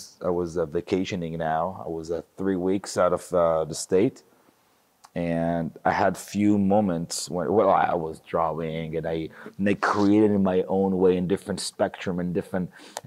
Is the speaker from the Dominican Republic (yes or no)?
no; Jerusalem, Jerusalem District, Israel; now in Los Angeles, United States; I'm from Southeast Jerusalem, so okay. I grew up in a place that have a very similar beliefs as the people who live in the settlements.